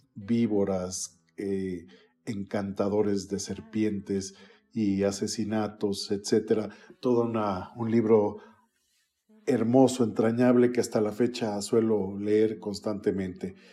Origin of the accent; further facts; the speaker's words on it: Toluca, State of Mexico, Mexico; Básicamente yo nací en la ciudad de Toluca, en el Estado de México